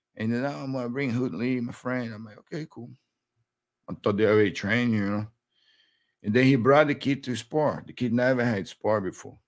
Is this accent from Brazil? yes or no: yes; Brazil; born or raised there; English is a second language; moved away as an adult; now in United States